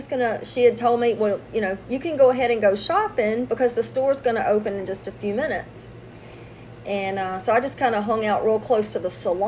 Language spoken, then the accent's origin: English; Louisiana, United States; I'm from Louisiana.